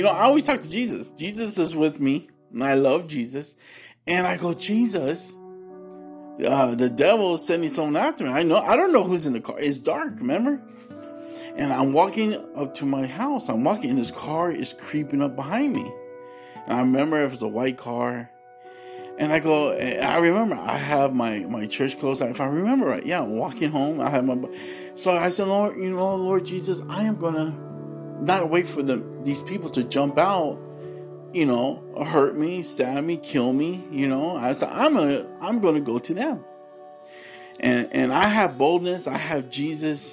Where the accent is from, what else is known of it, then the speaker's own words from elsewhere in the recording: California, United States; I grew up in California